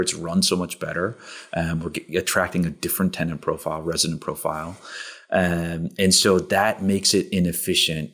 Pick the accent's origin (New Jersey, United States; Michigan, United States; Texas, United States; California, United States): New Jersey, United States; Princeton; moved away; I grew up in New Jersey outside of Princeton